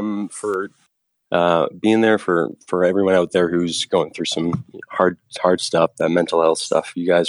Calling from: Calgary, Alberta, Canada; from Calgary, Canada, Alberta.

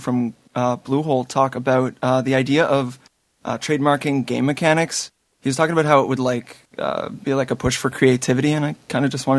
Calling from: Toronto, Ontario, Canada; I'm calling from Toronto, Canada.

